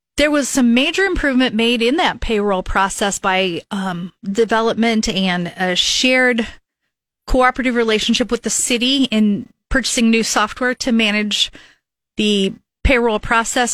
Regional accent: Lincoln, Nebraska, United States; I grew up here in Northeast Lincoln

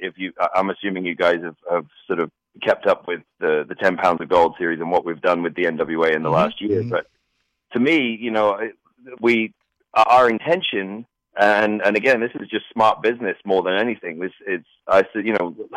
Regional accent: Norfolk, East of England, United Kingdom; I grew up I lived in Norfolk, which is this very rural sort of agricultural area.

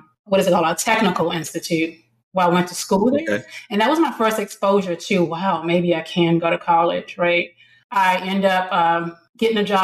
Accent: Washington, District of Columbia, United States; I grew up in Washington, D.C. In a middle class neighborhood.

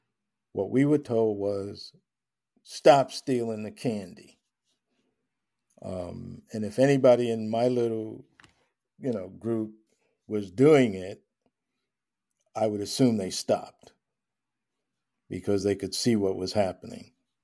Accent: Long Island, New York, United States; I grew up in Long Island.

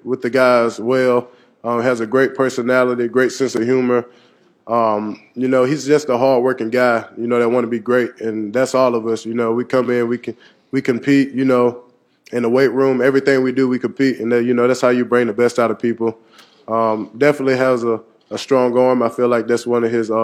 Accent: Saraland, Alabama, United States; moved away; growing up in Saraland, Alabama

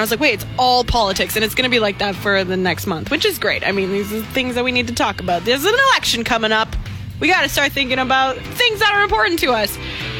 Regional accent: Canada; being a Canadian

